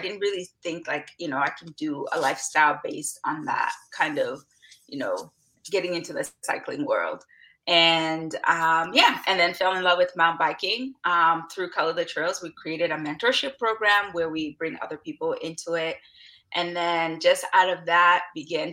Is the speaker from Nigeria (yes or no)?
no; DR Congo; now in Vancouver, Canada; I was born in Democratic Republic of Congo, which is like in the Central Africa region, and then I'm currently residing on unceded territories of the Musqueam, Tsleil-Waututh, Squamish Nation, which is presently known as Vancouver.